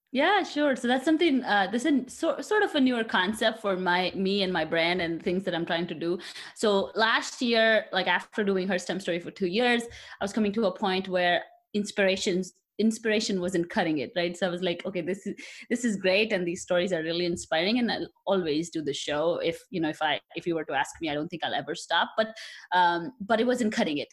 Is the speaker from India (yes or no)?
yes; India; moved away as an adult; now in United States; I come from India, so I was born there, and I did my bachelor's in chemical engineering in India, and then I came here for my master's about eight years ago